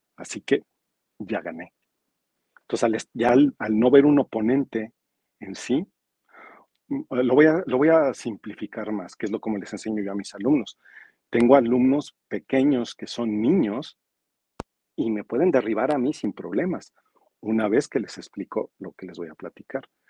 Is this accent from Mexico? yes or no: yes; Mexico; now in Los Cabos, Mexico